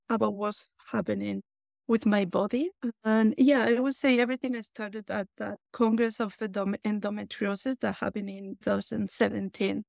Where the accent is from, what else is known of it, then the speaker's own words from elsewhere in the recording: Basque Country, Spain; English is a second language; moved away; as you might tell by my accent, I was born in Basque Country, northern Spain.